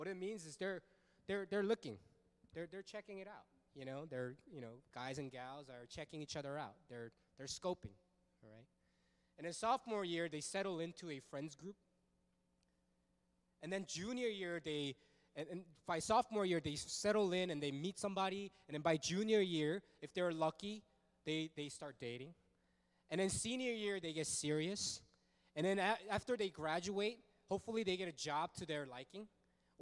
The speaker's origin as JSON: {"language": "English", "town": "Fullerton", "region": "California", "country": "United States", "tie": "born or raised there", "also_born_or_lived": "Los Angeles, United States", "said": "I grew up in Fullerton. I went to Sunny Hills High School, go Lancers."}